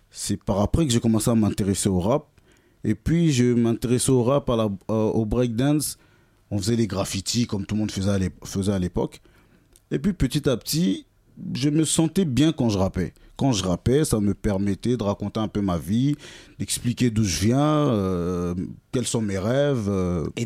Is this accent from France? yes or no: yes; France; also born or lived in Kinshasa, DR Congo; Donc, je suis né à Kinshasa. Je suis arrivé en France très jeune, dans les années 90